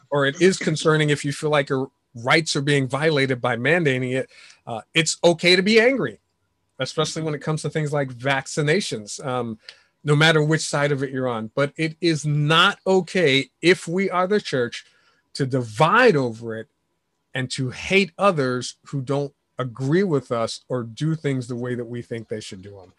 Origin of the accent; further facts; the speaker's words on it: New York City, New York, United States; moved away; New York City is my hometown